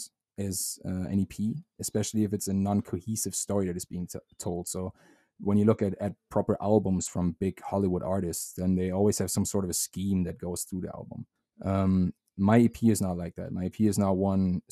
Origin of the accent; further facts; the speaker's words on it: Germany; English is a second language; moved away; I speak German with my roommate. He's German as well